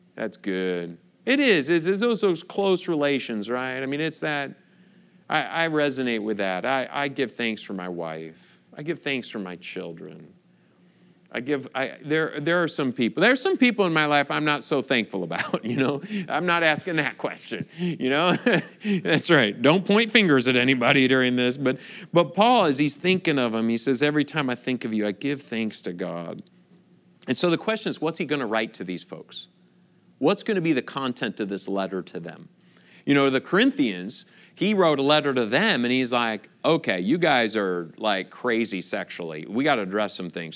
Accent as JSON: {"language": "English", "region": "Michigan", "country": "United States", "tie": "born or raised there", "also_born_or_lived": "Chicago / Kentucky / California / Wisconsin", "moved": "as an adult", "said": "I grew up in Michigan"}